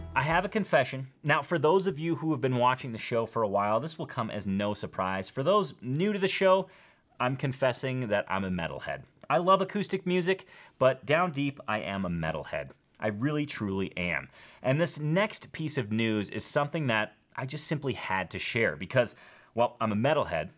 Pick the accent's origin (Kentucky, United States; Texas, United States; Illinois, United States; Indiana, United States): Illinois, United States; Schaumburg; now in Bozeman, United States; I'm originally from Schaumburg, Illinois, which is a northwest suburb of Chicago.